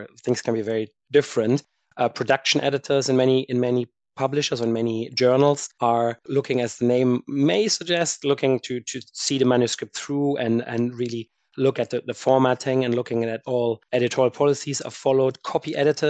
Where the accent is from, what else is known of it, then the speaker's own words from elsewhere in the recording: Germany; moved away as an adult; also born or lived in United States / France / Edinburgh; I am originally from Germany and did my undergrad there